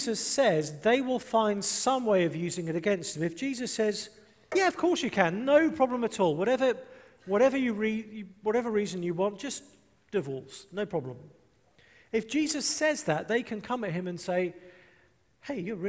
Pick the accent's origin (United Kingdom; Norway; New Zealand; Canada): United Kingdom; England; I'm English